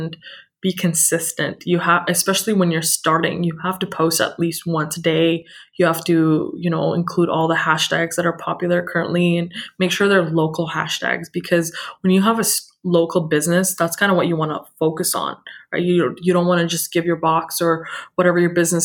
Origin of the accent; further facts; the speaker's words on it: Burnaby, British Columbia, Canada; also born or lived in Surrey, British Columbia; I grew up in Burnaby in Surrey my whole life